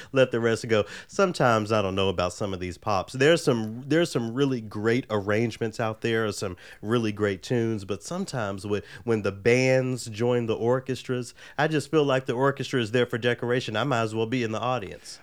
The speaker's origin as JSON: {"language": "English", "town": "Memphis", "region": "Tennessee", "country": "United States", "tie": "born or raised there", "moved": "yes", "said": "growing up in Memphis, the Vietnamese population was actually very large"}